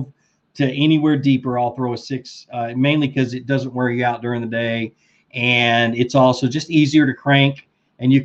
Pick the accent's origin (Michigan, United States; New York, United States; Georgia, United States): Georgia, United States; Rome; I'm from Rome, Georgia is where I'm from.